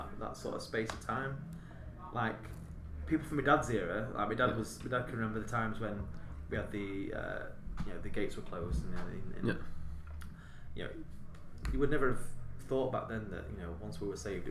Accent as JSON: {"language": "English", "town": "Doncaster", "region": "Yorkshire and the Humber", "country": "United Kingdom", "tie": "born or raised there", "said": "I grew up in Doncaster"}